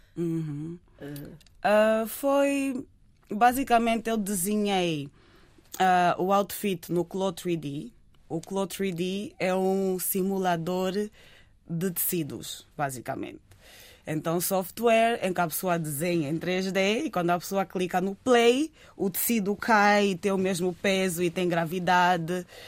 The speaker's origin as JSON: {"language": "Portuguese", "region": "Lisbon", "country": "Portugal", "tie": "born or raised there", "said": "Eu cresci em Lisboa"}